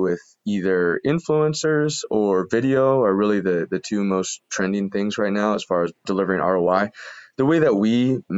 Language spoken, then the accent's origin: English; Columbus, Ohio, United States; I was from Columbus, Ohio, never really been to a big city